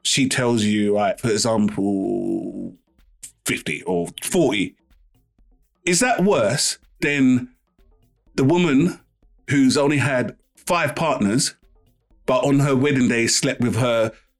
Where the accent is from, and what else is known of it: London, United Kingdom